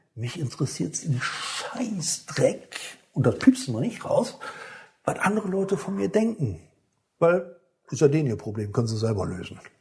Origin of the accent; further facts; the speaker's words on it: Rhineland, Germany; hier bei uns im Rheinland, da regnet es ja noch mal ein paar bisschen was öfters